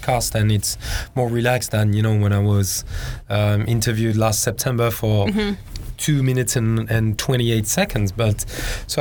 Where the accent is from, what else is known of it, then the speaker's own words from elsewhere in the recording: Hong Kong; English is a second language; you can tell from my accent, I'm from Hong Kong